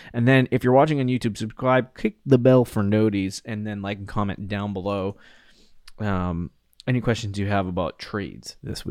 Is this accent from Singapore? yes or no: no; New England, United States; I was born in New England.